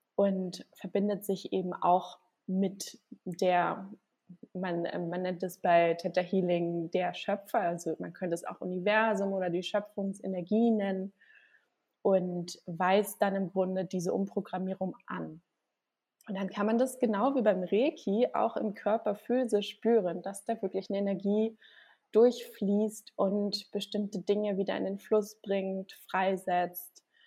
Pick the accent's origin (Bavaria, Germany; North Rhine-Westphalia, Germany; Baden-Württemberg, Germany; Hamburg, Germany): Hamburg, Germany; moved away as an adult; now in Gran Canaria, Spain; ich komme gebürtig aus Hamburg und bin aber jetzt seit ja, anderthalb Jahren auf Gran Canaria